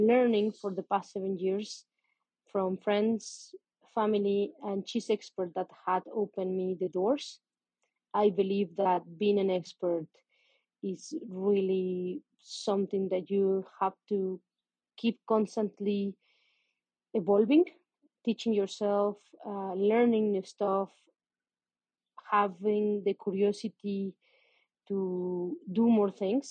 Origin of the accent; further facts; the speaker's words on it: Mexico City, Mexico; English is a second language; also born or lived in Playa del Carmen; I am Mexican. I was born in Mexico City. I have been living here most part of my life, except for 2 years that I live in Playa del Carmen